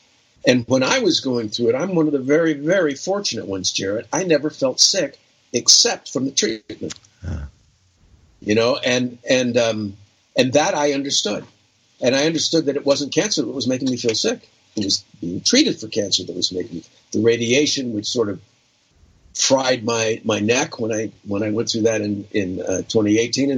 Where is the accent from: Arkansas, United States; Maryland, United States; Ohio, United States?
Ohio, United States; moved away; also born or lived in New York; I have friends back in Ohio where I grew up and in New York